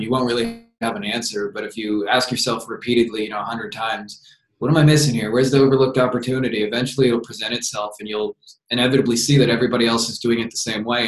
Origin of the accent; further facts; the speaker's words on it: Windsor, Ontario, Canada; just moved back to my hometown of Windsor, Ontario, Canada